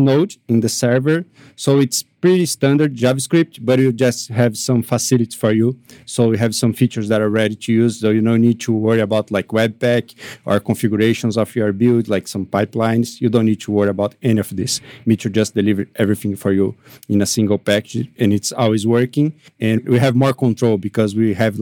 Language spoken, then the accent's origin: English; Brazil; I am from Brazil